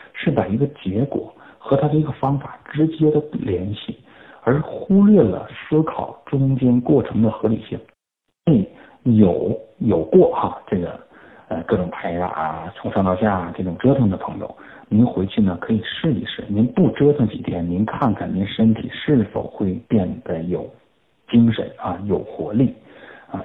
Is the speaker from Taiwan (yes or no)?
no; China; 我们中国人